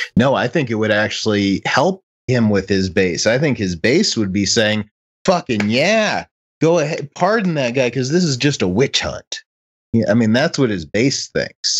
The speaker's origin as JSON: {"language": "English", "town": "Chicago", "region": "Illinois", "country": "United States", "tie": "born or raised there", "moved": "yes", "said": "when I was a kid, and and I grew up in Chicago"}